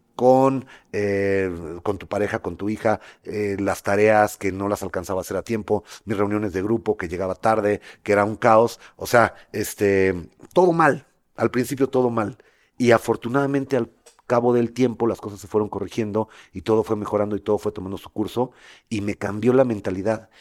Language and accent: Spanish; Mexico; moved away as an adult; como buen mexicano